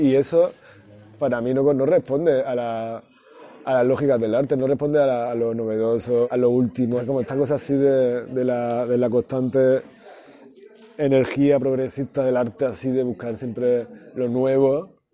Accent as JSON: {"language": "Spanish", "town": "Granada", "region": "Andalusia", "country": "Spain", "said": "mi pueblo, eh, pues en Granada"}